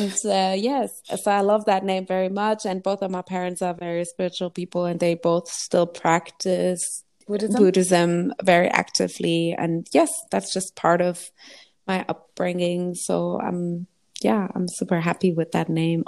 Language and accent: English; Germany; I was born and raised in Germany